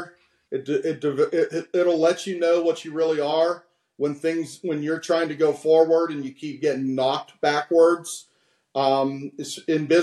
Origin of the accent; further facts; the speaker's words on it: West Virginia, United States; being that I'm from West Virginia, right on the border